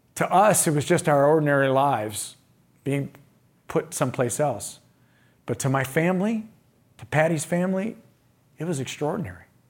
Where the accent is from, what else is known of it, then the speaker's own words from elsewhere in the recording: Indiana, United States; I'm from the Midwest. I'm from Indiana